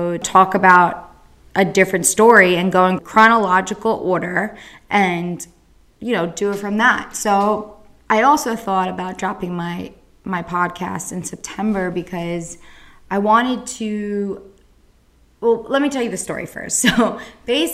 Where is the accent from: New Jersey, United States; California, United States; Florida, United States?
New Jersey, United States; Central; I'm from New Jersey, Central Jersey